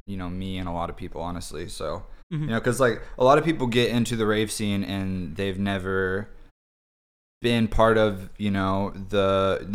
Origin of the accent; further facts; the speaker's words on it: Fayetteville, Arkansas, United States; also born or lived in Tampa / Atlanta; now in Kansas City, United States; grew up in Fayetteville, Arkansas